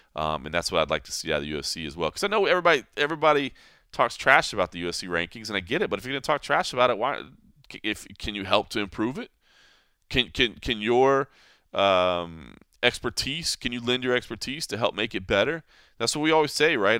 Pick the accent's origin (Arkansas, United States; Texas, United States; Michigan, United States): Texas, United States; moved away; that being my home state